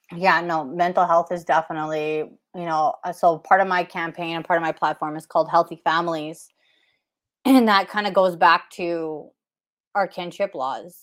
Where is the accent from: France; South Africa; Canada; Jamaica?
Canada; Whitecap Dakota First Nation, Saskatchewan; I'm from Apahuska Oyate, which is uh, Whitecap Dakota First Nation